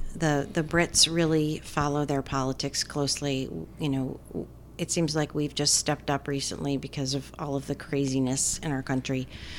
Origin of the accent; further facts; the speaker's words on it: Rhode Island, United States; I say aunt, because I'm from Rhode Island.